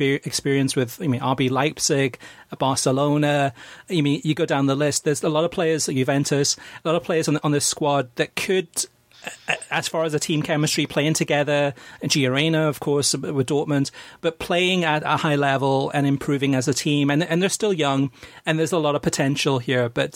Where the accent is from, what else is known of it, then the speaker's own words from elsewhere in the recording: Wales, United Kingdom; Having been born in Wales, I'm half Welsh, half American